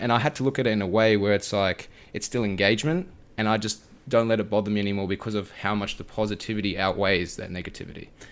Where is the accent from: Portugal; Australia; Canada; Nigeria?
Australia; being an Aussie creator